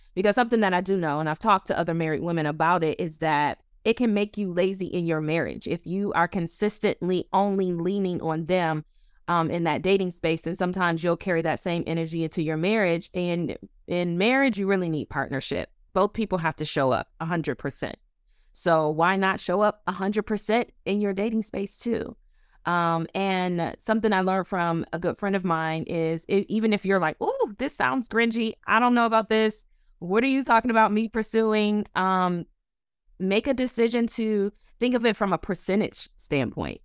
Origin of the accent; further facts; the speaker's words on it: Buffalo, New York, United States; also born or lived in Orlando, Florida; now in Washington, D.C., United States; I am originally from Buffalo, New York, by the way of Orlando, Florida.